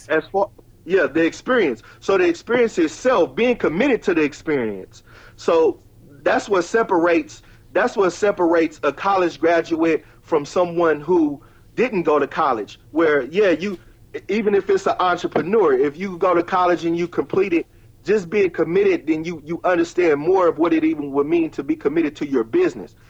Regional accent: Richmond, California, United States; born in Richmond, raised in Richmond

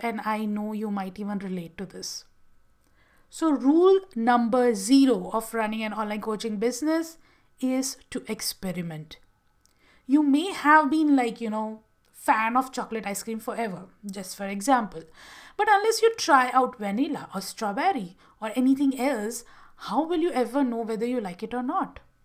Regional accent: Gujarat, India; moved away as an adult; also born or lived in Bangalore; I had moved from my hometown in Gujarat and shifted to Bangalore

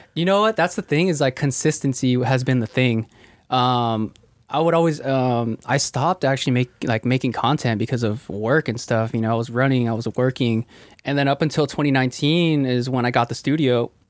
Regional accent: Ventura, California, United States; I was born in uh, Ventura, California

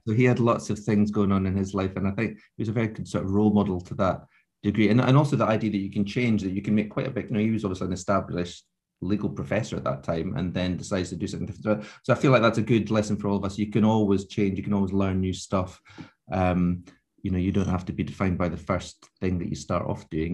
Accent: Scottish Borders, Scotland, United Kingdom; I grew up in the Scottish borders

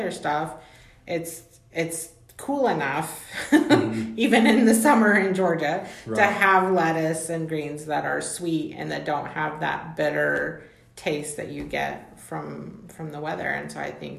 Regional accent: Mexico; moved away; I grew up in Mexico

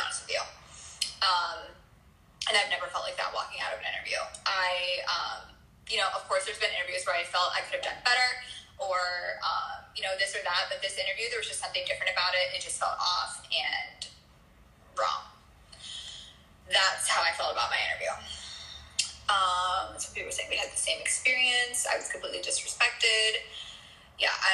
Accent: Montana, United States; from Montana

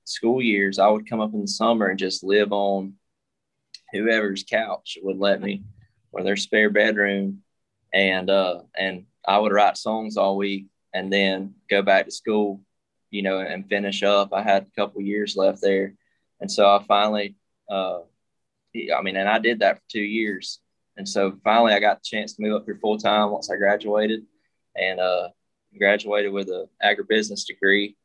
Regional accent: Adel, Georgia, United States; moved away as an adult; also born or lived in Athens, Georgia; now in Nashville, United States; I'm originally from South Georgia. Little farming town called Adel. My dad's a police officer. My mom works at City Hall, and I grew up there my whole life

